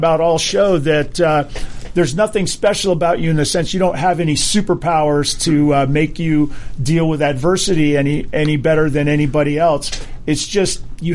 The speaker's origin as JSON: {"language": "English", "region": "Hawaii", "country": "United States", "tie": "born or raised there", "said": "I grew up in Hawaii"}